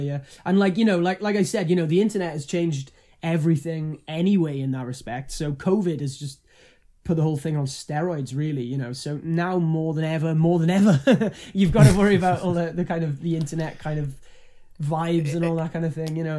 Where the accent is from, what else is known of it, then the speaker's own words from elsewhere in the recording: Wales, United Kingdom; I'm, I'm Welsh